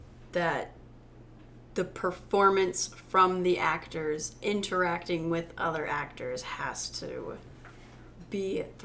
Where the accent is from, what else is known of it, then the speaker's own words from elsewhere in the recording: Oklahoma, United States; I'm from Oklahoma.